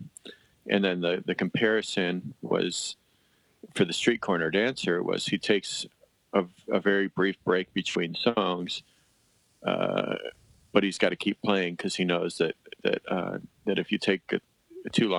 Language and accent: English; Coventry, Connecticut, United States; moved away as an adult; also born or lived in Madison; I grew up in Coventry